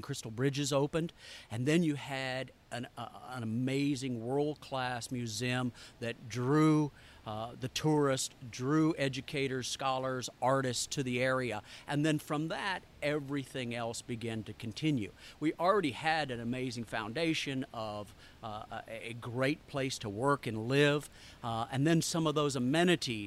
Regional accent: Arkansas, United States; accent: southern; moved away; also born or lived in China / Italy / Russia / Ukraine; I completely lost my accent for 40 years when I lived outside of the state of Arkansas. I moved back 2 years ago and it came back immediately

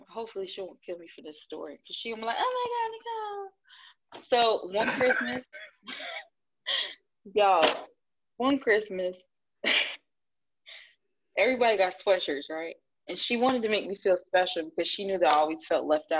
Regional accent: New Jersey, United States; I'm from New Jersey

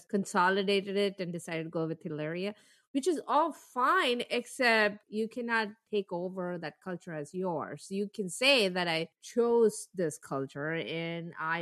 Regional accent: Mumbai, Maharashtra, India; English is a second language; moved away; we grew up in Bombay

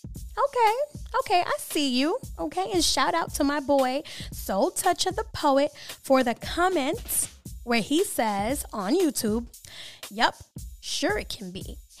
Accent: New York City, New York, United States; I'm from New York City

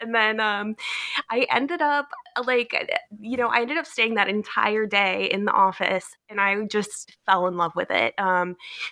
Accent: Cleveland, Ohio, United States; moved away; I grew up in Cleveland, Ohio, in the U.S.

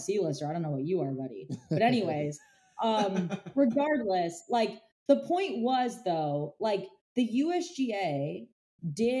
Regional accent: Orlando, Florida, United States; I grew up in Orlando

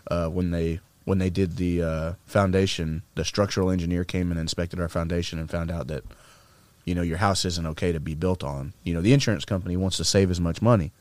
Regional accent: Arkansas, United States; we grew up in Arkansas

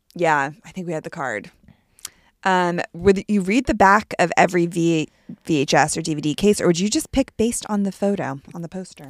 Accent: Palo Alto, California, United States

